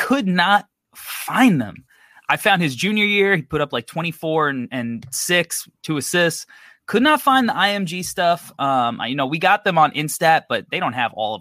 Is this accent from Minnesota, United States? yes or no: no; New York, United States; I'm from New York.